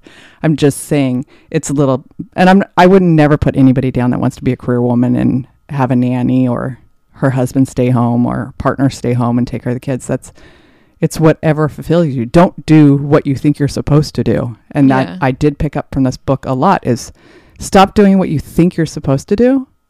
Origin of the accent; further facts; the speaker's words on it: Anaheim Hills, California, United States; I grew up in Anaheim Hills.